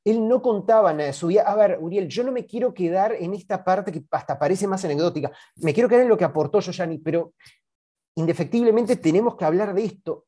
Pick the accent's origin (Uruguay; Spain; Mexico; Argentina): Uruguay; la identidad nuestra como uruguayos